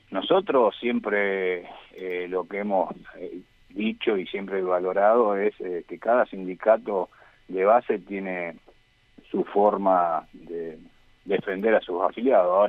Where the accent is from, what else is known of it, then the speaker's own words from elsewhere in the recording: Argentina; Todos somos ciudadanos argentinos que podemos tener libre pensamiento democrático y actuar en, en consecuencia.